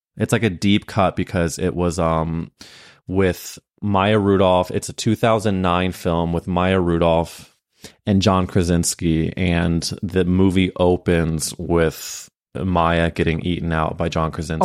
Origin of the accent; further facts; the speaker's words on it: Midwest, United States; I'm from the Midwest